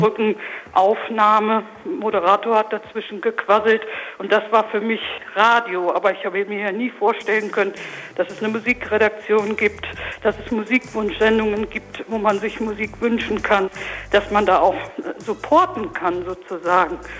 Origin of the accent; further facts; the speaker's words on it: Lindau, Germany; bei uns in Lindau in dem Ort in den Fanfarenzug eingetreten